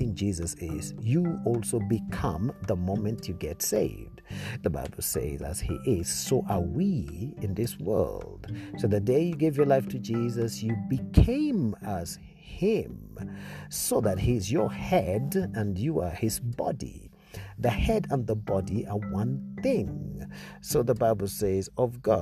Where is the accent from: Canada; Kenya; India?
Kenya; Nairobi; I come from Kenya, Nairobi, Kenya